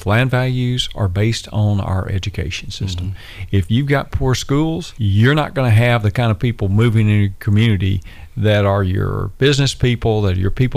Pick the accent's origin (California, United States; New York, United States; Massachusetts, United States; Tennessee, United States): Tennessee, United States; Madison; I grew up in Madison